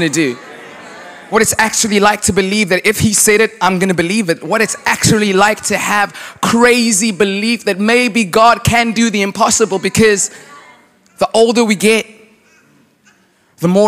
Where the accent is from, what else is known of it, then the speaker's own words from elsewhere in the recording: South Africa; also born or lived in United States; now in Charlotte, United States; I grew up in South Africa. Yes, I currently live in America